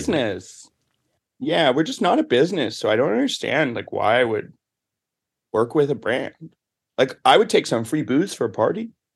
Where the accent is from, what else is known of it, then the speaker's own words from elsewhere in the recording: the South, United States; moved away; I'm from the South